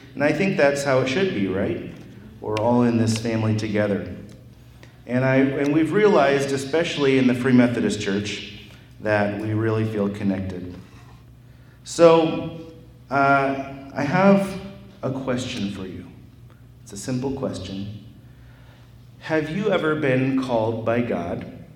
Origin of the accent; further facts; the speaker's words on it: Wauseon, Ohio, United States; I'm from Wauseon, Ohio, only an hour away from here.